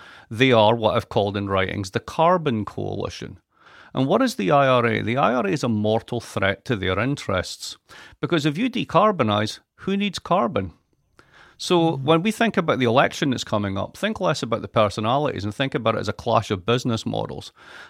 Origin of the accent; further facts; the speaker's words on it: Scotland, United Kingdom; I'm Scottish. What do you expect?